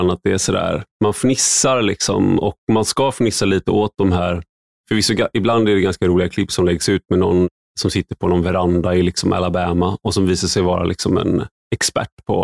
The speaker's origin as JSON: {"language": "Swedish", "town": "Gothenburg", "region": "Västra Götaland", "country": "Sweden", "lives_now": "Stockholm, Sweden", "said": "för jag kommer från Göteborg. Men då innebär det att jag har tränat bort min eh, dialekt"}